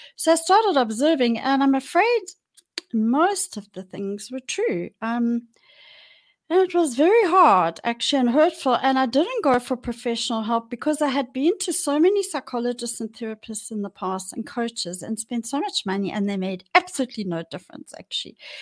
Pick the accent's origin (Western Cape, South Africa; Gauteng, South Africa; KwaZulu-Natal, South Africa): Gauteng, South Africa; Johannesburg; I was born in Johannesburg and I grew up in Johannesburg.